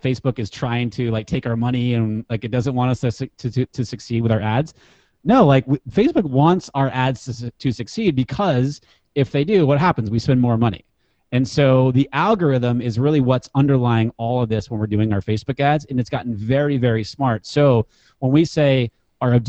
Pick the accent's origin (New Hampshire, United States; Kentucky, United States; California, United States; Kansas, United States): New Hampshire, United States; moved away; I grew up in New Hampshire and I play ice hockey